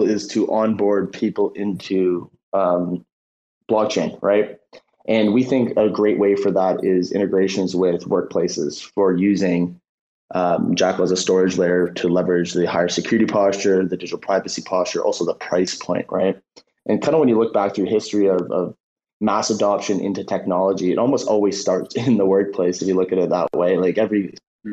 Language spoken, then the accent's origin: English; Canada; we're Canadian, a lot of us are Canadians